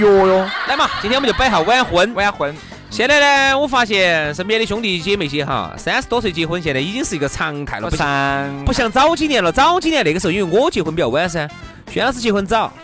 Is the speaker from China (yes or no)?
yes; China; 一听到我们是中国人